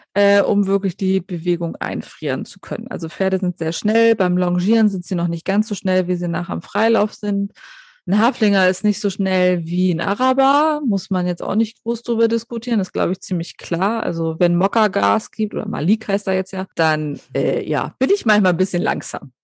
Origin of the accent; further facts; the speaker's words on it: Germany; bei uns in Deutschland